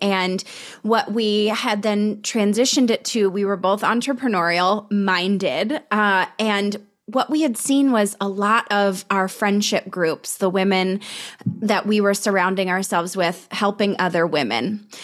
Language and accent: English; Colorado, United States; we're both from Colorado